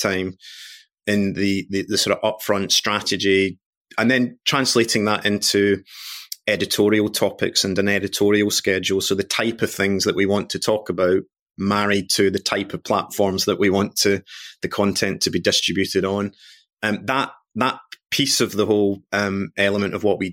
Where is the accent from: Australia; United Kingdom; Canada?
United Kingdom; Glasgow, Scotland; I am Scottish born and bred, coming from Glasgow